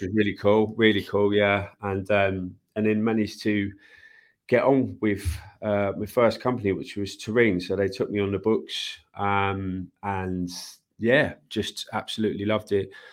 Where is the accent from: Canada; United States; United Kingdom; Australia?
United Kingdom; London; I grew up in East Ham